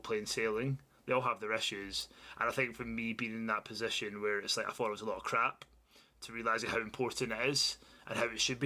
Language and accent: English; Glasgow, Scotland, United Kingdom; back where I started in Glasgow, living at home